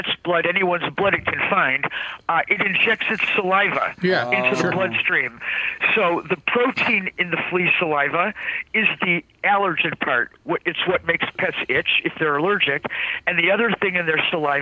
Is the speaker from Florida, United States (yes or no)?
no; Cleveland, Ohio, United States; I grew up in Cleveland, Ohio